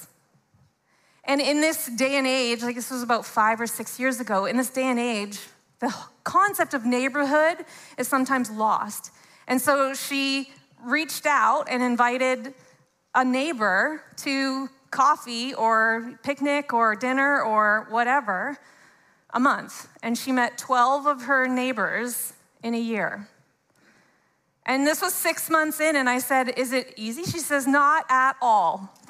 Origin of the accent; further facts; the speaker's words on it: Canada; Even if we're both born and raised in Canada, there's so many different ways and expressions.